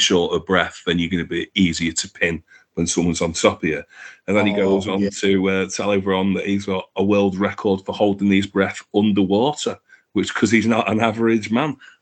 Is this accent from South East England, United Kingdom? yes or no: no; Manchester, North West England, United Kingdom; I come from Manchester